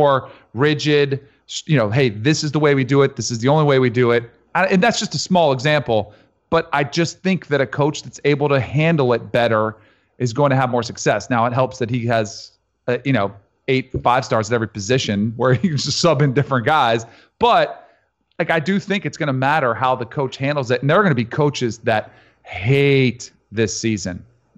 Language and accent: English; South Florida, United States; he knew I was from South Florida